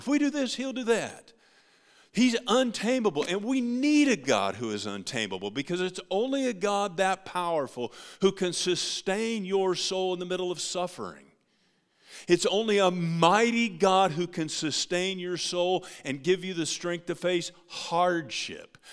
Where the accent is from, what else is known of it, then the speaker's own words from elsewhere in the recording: United States; As American Christians